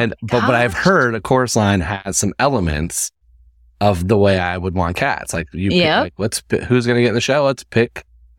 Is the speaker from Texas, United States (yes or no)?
no; Indiana, United States; Like I moved from Indiana. So it's like, it's a culture shock in itself.